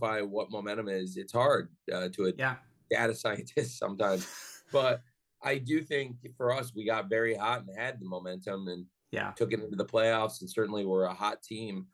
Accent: Champaign, Illinois, United States; I grew up in Champaign, Illinois

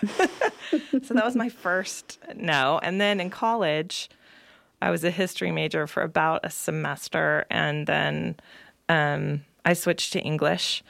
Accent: Salinas, California, United States; now in Nevada County, United States; I grew up in Salinas, California, one of three girls

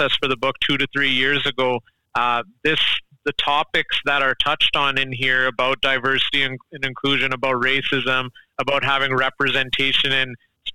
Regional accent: Brooks, Alberta, Canada; also born or lived in Wetaskiwin, Alberta; my entire experience growing up in Southern Alberta would have been completely and drastically different had it not been for hockey

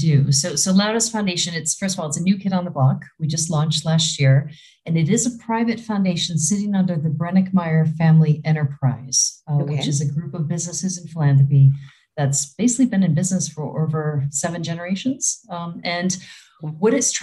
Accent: Chicago, Illinois, United States; moved away as an adult; also born or lived in Africa; now in Switzerland; I'm originally from the Chicagoland area in Illinois

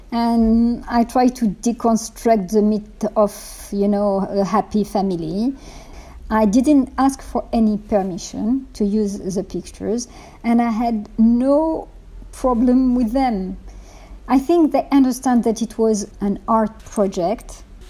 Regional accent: Morocco; moved away; I was born in Morocco

